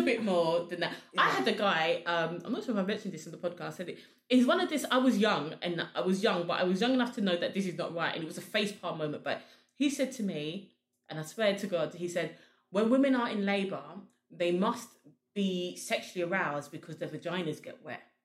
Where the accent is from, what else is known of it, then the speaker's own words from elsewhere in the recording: Sierra Leone; we're both from Sierra Leone